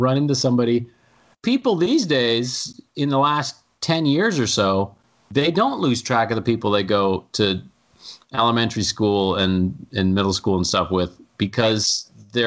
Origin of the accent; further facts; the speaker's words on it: Boston, Massachusetts, United States; also born or lived in Weston, Massachusetts / Philadelphia, Pennsylvania; now in Vermont, United States; I put my hometown, which is where I was born. I was born in Boston.